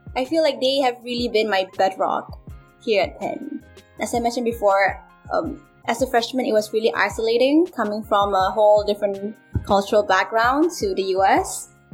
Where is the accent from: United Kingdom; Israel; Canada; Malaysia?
Malaysia; moved away as an adult; now in United States; growing up in Malaysia. But when I came here